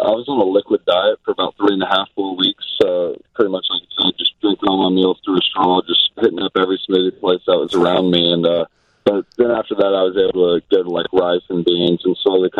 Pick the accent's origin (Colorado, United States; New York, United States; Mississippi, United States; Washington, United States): Mississippi, United States; moved away; also born or lived in Tennessee; I'm actually from Mississippi, so really the only team growing up that I ever watched was the Braves.